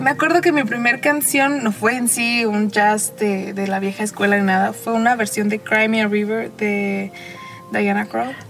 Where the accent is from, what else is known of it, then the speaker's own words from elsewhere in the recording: Arandas, Jalisco, Mexico; moved away; also born or lived in León, Guanajuato / London / Puerto Vallarta; mi pueblo se escucha la banda